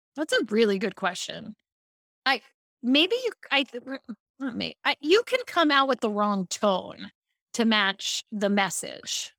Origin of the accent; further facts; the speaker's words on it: Baltimore, Maryland, United States; I grew up in Baltimore